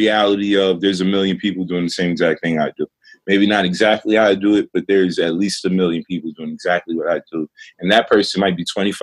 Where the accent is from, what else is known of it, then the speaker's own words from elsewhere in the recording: New York City, New York, United States; I was raised in Brownsville, Brooklyn, which is a notoriously bad neighborhood in Brooklyn